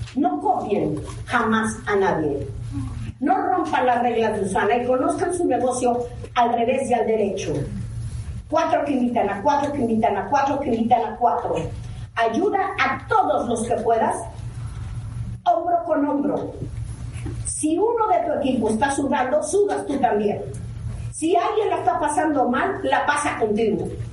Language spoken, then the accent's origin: Spanish; Mexico; no salimos de ningún otro país, somos mexicanos